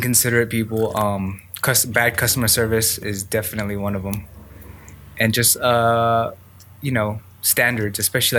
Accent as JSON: {"language": "English", "town": "Montebello", "region": "California", "country": "United States", "tie": "born or raised there", "also_born_or_lived": "Los Angeles / Gardena / Tokyo", "said": "So I was born in downtown Los Angeles, fairly near the Staples Center. And I grew up in a town called Montebello, which is about 10 miles east of Little Tokyo. And that's where I grew up until I graduated college."}